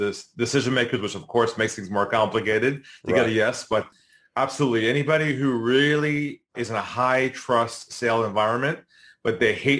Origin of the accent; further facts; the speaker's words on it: San Diego, California, United States; I'm originally from San Diego, California, a West Coast guy.